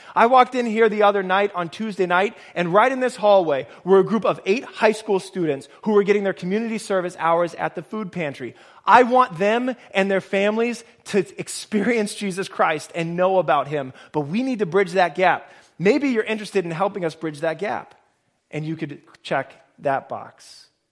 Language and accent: English; Nebraska, United States; now in Boston, United States; I grew up in Nebraska